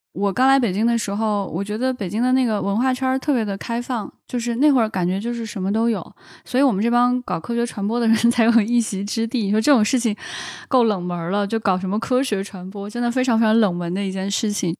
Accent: Northwest China, China; 作为一个北方人，彻底地西北汉子

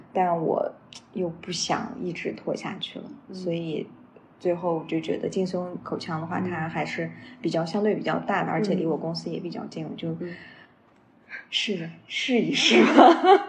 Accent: a small city in Xinjiang, China; moved away as an adult; also born or lived in Urumqi; 我是来自四五线城市

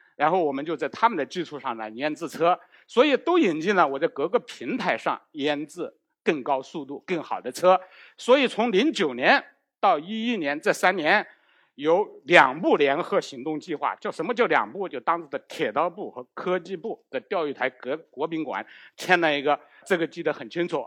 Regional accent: China; 我们中国人不习惯用四，这个不吉利

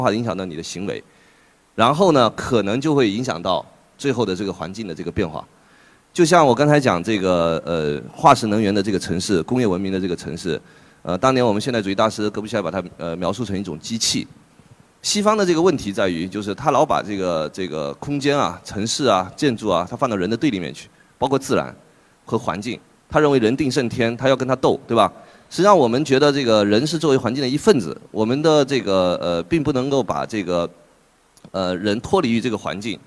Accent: Fuzhou, Fujian, China; moved away; 我老家这个福州

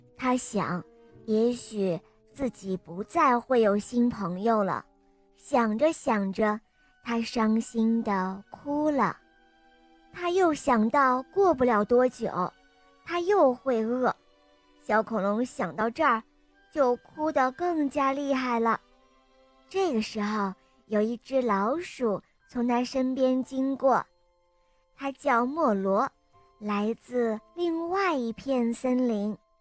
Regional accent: Shijiazhuang, Hebei, China; 我来自石家庄

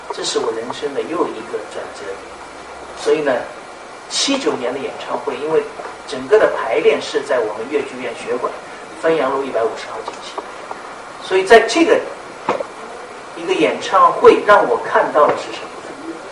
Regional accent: Jiading, Shanghai, China; moved away as an adult; now in Hangzhou, China; 我是一个来自于嘉定农村的，上海嘉定农村的一个孩子

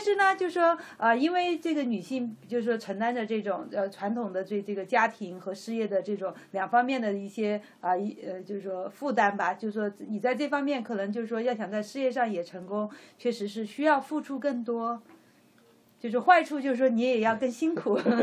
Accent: Sichuan, China; moved away as an adult; now in United States; 我其实从小在，呃，在大陆就说也是，就生活在气象局里面，就是我父母因为都是四川省气象局的，所以嗯。我就生活在这个大院里

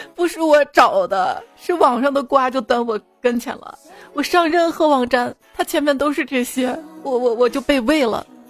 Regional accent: Shaanxi, China; accent: Shaanxi dialect; 我们陕西话有一个词儿叫C P

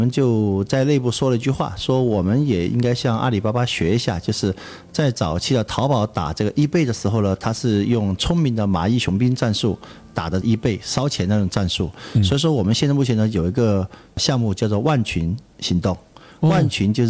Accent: Chongqing, China; 我们愿意为家乡的这个发展做一些事情

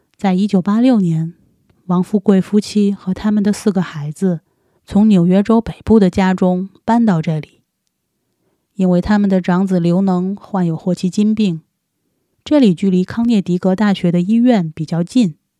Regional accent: China; 我们中国人

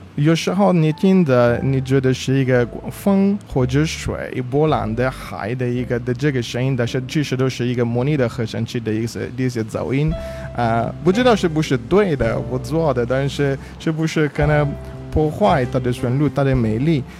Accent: Italy; Chinese is a second language; moved away; 我的口音是，我是算是，呃，少数民族吧，我是意大利族吧

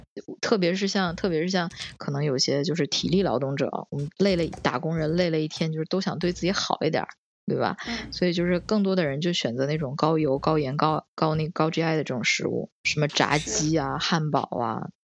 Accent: China; now in Tokyo, Japan; 我们就是中国人知道这个正正宗的中国料理

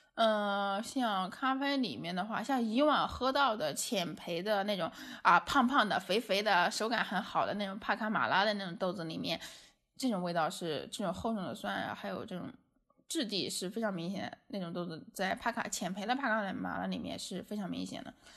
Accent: China; 我们中国人的饮食习惯

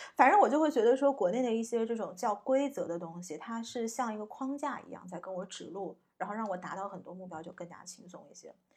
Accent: China; moved away as an adult; also born or lived in United States; 我在中国长大并没有很洋气的气质

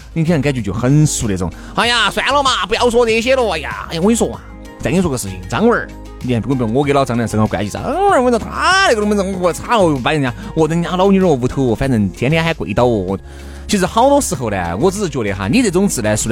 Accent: Huayang, Sichuan, China; 我是华阳的华人啊。

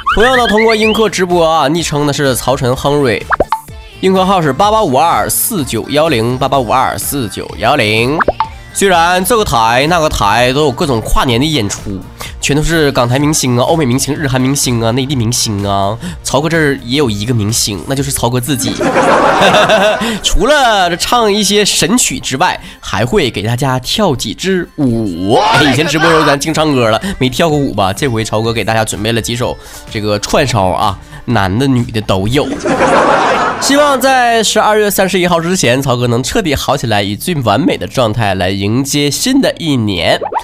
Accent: Northeast China, China; accent: Northeastern Mandarin; 作为东北人

